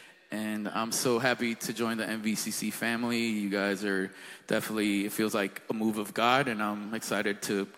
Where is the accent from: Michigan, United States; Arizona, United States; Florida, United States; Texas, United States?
Florida, United States; South; moved away as an adult; also born or lived in Queens, New York / Washington, D.C. / Georgia; I'm originally from Queens, New York. My parents are from Dominican Republic, so I speak Spanish. I was raised in South Florida, but I just moved here from Washington, D.C.